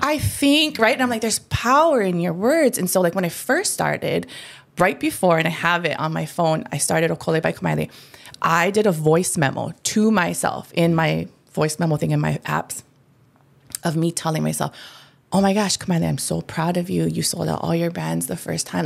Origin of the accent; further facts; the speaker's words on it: Hawaii, United States; I'm Hawaiian